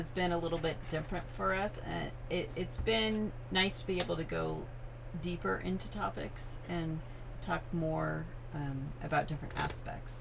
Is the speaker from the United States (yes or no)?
yes; California, United States; also born or lived in Virginia / Washington State; I've grown up been in California most of my life, except for the 5 years that I lived in Virginia and 1 year in Washington State.